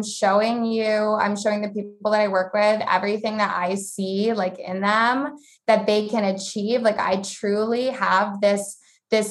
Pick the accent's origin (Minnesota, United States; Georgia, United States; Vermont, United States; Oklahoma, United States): Vermont, United States; I grew up in Vermont